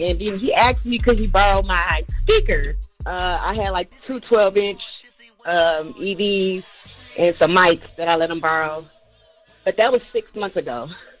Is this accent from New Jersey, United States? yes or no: no; Detroit, Michigan, United States; Okay, so I'm a DJ from Detroit, and I've been DJing roughly for about 2 years now.